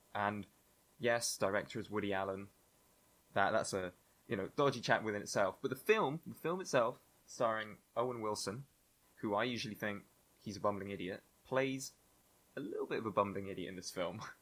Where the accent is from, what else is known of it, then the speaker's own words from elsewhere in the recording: Spain; moved away; growing up in Spain and doing the Spanish baccalaureate